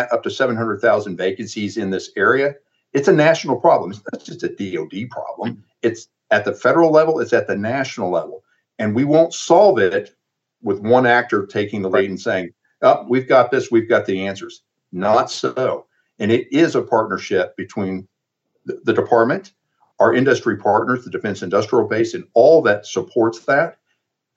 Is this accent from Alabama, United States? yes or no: yes; Alabama, United States; moved away; we're both from Alabama